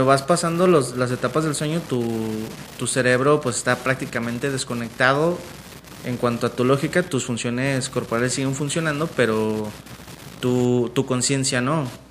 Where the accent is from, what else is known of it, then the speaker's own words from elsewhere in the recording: Mexico; los mexicanos vemos a la muerte